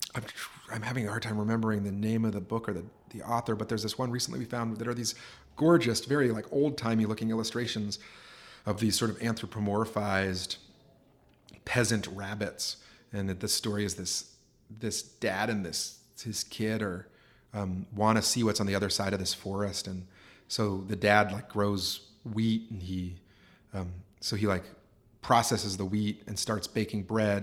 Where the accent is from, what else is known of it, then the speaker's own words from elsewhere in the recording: Anchorage, Alaska, United States; moved away as an adult; also born or lived in Homer, Alaska / Vermont / Pennsylvania; I was born and raised in Anchorage